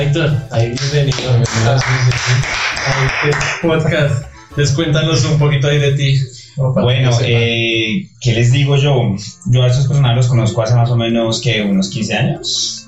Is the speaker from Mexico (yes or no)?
no; Coffee Axis, Eje Cafetero, Colombia; now in Bogotá, Colombia; yo no soy de Bogotá, yo soy de eje cafetero